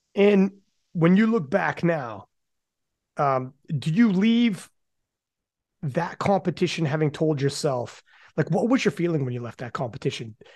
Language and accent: English; Canada; I'm from Canada